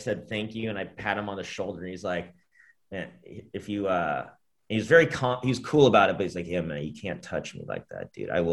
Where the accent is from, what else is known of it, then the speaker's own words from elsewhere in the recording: Orange County, California, United States; I spent many years growing up in Orange County.